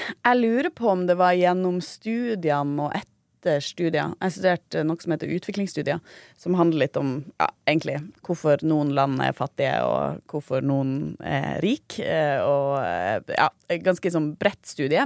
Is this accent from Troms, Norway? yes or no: yes; Tromsø, Troms, Norway; moved away; jeg er jo også fra Tromsø